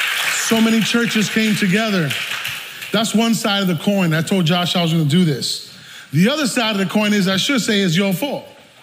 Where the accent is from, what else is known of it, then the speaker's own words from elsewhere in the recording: New York City, New York, United States; I'm from the South Bronx, if you can't tell yet.